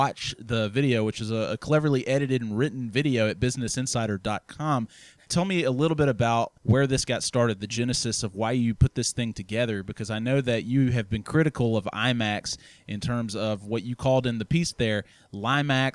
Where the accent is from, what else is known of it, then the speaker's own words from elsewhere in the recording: Tuscaloosa, Alabama, United States; In Tuscaloosa, here in my hometown